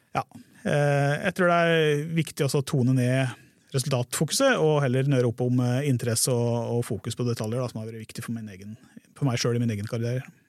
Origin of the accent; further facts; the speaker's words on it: Hedmarken, Innlandet, Norway; moved away; also born or lived in Sørlandet / Grimstad / Kristiansand; jeg er jo fra Hedmarken